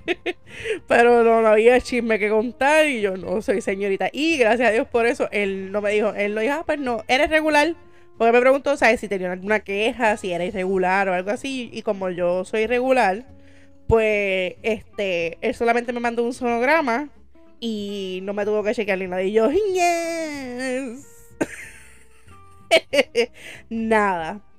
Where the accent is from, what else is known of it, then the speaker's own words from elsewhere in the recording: San José, Puerto Rico; yo soy de San José